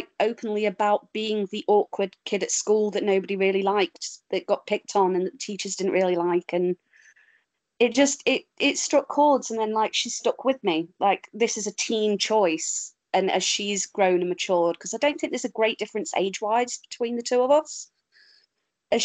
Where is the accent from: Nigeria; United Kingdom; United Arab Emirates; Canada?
United Kingdom; Derby, East Midlands; moved away; also born or lived in Stoke-on-Trent; I'm from Derby